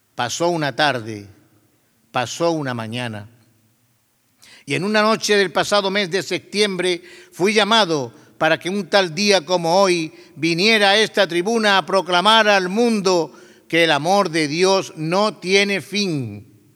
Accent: Torredonjimeno, Andalusia, Spain; now in Jaén, Spain; Aunque soy de Torredón Jimeno, hoy me siento jaenero

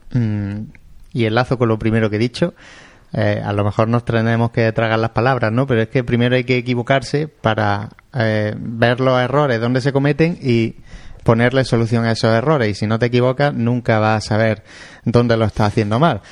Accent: Jaén, Andalusia, Spain; en Jaén somos de Jaén

